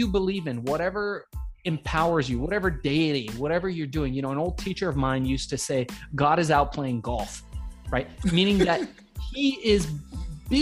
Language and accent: English; Iran; now in United States; I was born in Iran. We came here as immigrants to the United States.